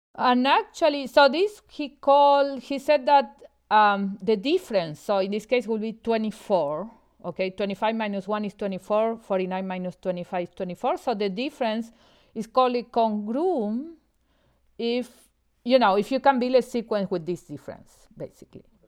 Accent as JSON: {"language": "English", "region": "Buenos Aires", "country": "Argentina", "tie": "born or raised there", "also_born_or_lived": "Austin, Texas, United States", "moved": "as an adult", "lives_now": "Montreal, Canada", "said": "I'm originally from Argentina. I grew up in Buenos Aires"}